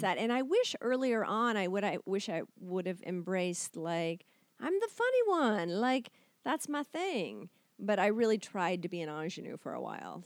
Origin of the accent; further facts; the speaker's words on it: Kentucky, United States; moved away as an adult; also born or lived in Chicago, Illinois; I'm from Kentucky